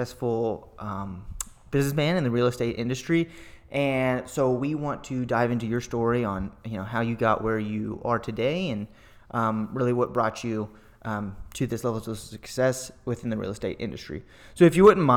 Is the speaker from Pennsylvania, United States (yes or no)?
no; Austin, Texas, United States; I'm born and raised in Austin